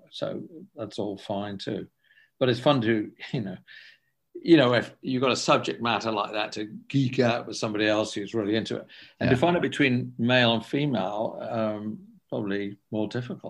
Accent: England, United Kingdom; I'm from England, and I grew up with French, Italian, and German movies.

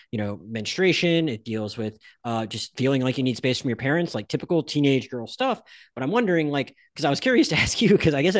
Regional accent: Pensacola, Florida, United States; I grew up in Pensacola, Florida, and I literally went to school and at some point in high school, we were literally given abstinence cards.

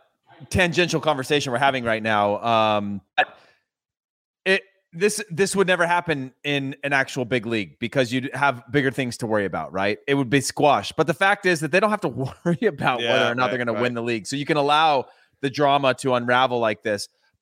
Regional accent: United States; But Charlie, here's the thing about being American. It doesn't matter, man. I'm not from North London. I wasn't raised there.

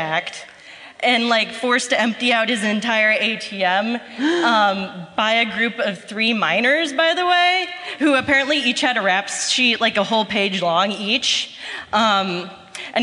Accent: Cincinnati, Ohio, United States; now in Columbus, United States; I'm from Cincinnati, born and raised

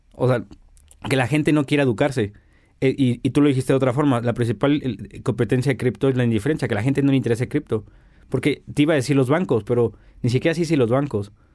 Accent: Mexico; como buen mexicano

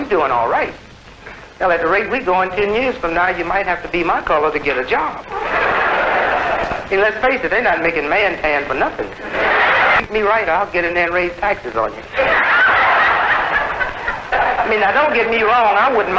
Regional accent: Chicago, Illinois, United States; Take my hometown, Chicago.

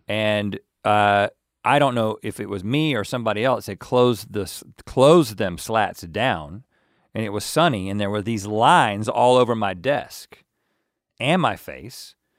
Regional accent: North Carolina, United States; I'm from North Carolina

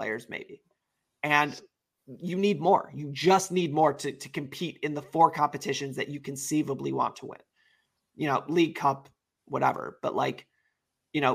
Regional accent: United States; I'm American

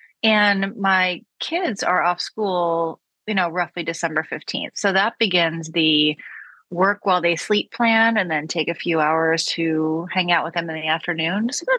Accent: Florida, United States; moved away; I just spent a week in my home state in Florida with my mom and family.

